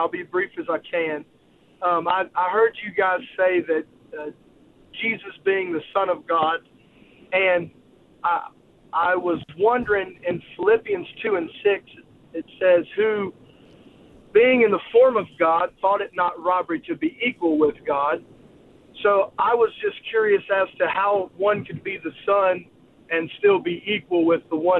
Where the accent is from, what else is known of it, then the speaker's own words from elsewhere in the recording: Virginia, United States; accent: Virginia; now in Pennsylvania, United States; I'm a transplant. So okay. I've still got my Virginia accent.